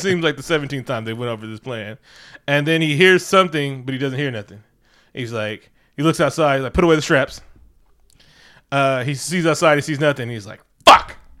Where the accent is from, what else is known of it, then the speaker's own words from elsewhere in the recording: Oakland, California, United States; I'm from the East